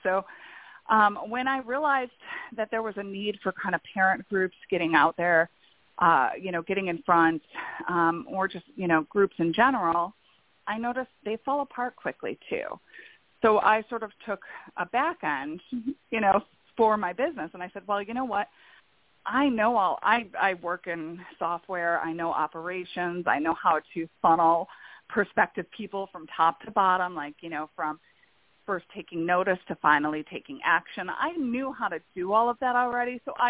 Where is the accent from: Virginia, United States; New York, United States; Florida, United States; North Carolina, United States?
New York, United States; Buffalo; I'm originally from New York, Buffalo, which is a much more blue-collar area than New York City.